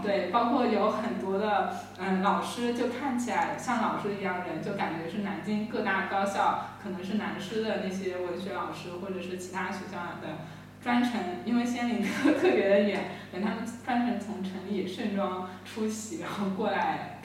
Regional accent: Zhenjiang, Jiangsu, China; moved away; also born or lived in Nanjing / Suzhou; 我是浙江人，然后在南京和苏州这两个特别具有江南文化代表性的城市里都有生活经验

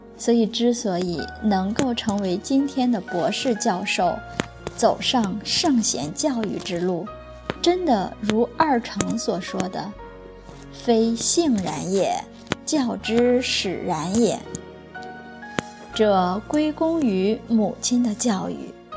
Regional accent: Guangzhou, Guangdong, China; first language Cantonese; Chinese is a second language; 我在广州出生， 在广州语言环境里面讲广州话

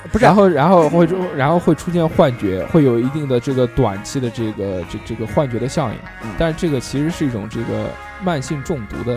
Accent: Sichuan, China; 我们四川人讲，叫白龙门阵

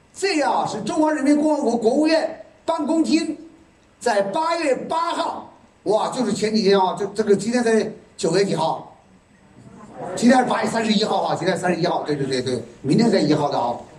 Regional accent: Yichang, Hubei, China; 我来自宜昌，宜昌这个地方有山，所以我们经常唱山歌

